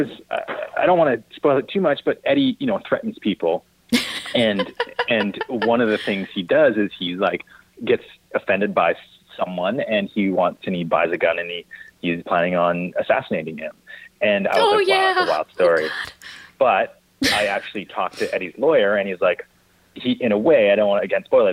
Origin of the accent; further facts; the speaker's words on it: Kelowna, British Columbia, Canada; I grew up in Kelowna